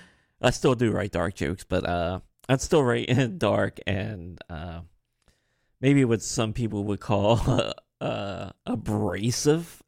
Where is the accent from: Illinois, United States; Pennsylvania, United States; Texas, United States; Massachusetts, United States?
Pennsylvania, United States; Harrisburg; accent: a little bit of Marylander; also born or lived in Baltimore, Maryland; I'm from Pennsylvania